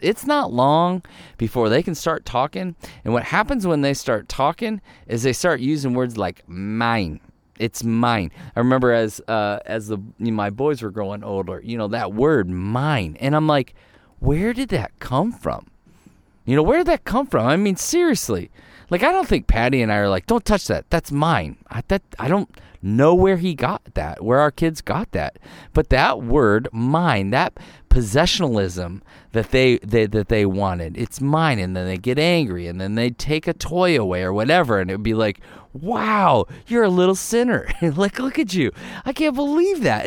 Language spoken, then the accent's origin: English; Ohio, United States; also born or lived in Michigan; now in Arizona, United States; I grew up in Ohio